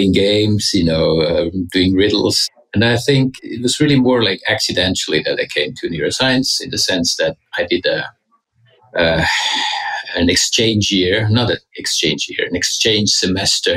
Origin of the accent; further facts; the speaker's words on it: Switzerland; moved away as an adult; also born or lived in Zurich; now in United States; I grew up in Switzerland.